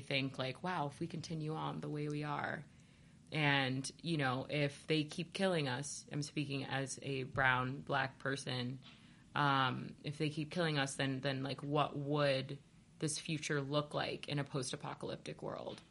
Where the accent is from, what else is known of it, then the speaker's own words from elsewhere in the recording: Ohio, United States; I'm from Ohio